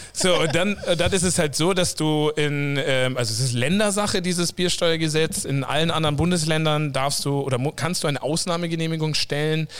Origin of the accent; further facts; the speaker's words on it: south of Munich, Bavaria, Germany; moved away as an adult; also born or lived in Coburg / Vancouver; ich selber bin eigentlich äh, aus dem Süden von München, da aufgewachsen